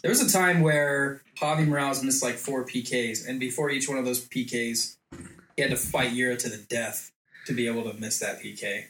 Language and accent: English; Long Island, New York, United States; I'm from I'm from Long Island. I come from an Italian family.